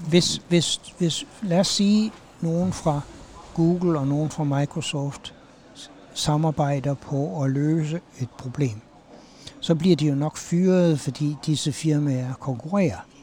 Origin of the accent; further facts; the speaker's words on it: Aarhus, Central Denmark Region, Denmark; now in United States; jeg er fra Aarhus.